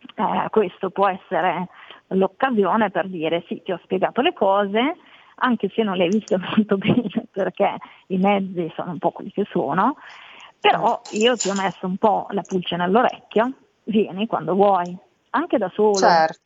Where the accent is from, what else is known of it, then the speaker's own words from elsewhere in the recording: Valtellina, Lombardy, Italy; moved away as an adult; now in Milan, Italy; Sono invece cresciuta in Valtellina